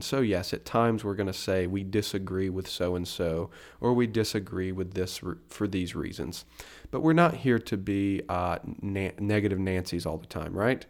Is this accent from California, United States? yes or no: no; Tennessee, United States; moved away as an adult; now in Roanoke, United States; I was, uh, born and raised in Tennessee